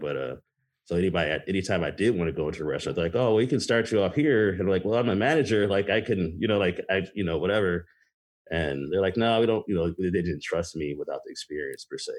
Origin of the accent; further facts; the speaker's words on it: Racine, Wisconsin, United States; also born or lived in Michigan / Rancho Cucamonga, California; Uh, I grew up most of my life in Wisconsin. I was born in Michigan, and my parents moved us to California. We were super young. Uh, I lived in Cucamonga in the LA area until I was about seven or eight. Then I moved uh, moved here to Wisconsin